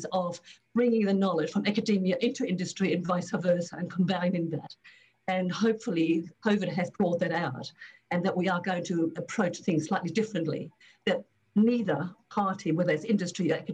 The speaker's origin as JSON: {"language": "English", "country": "Australia", "also_born_or_lived": "Germany", "said": "I'm obviously originally from Australia with UQ, University of Queensland."}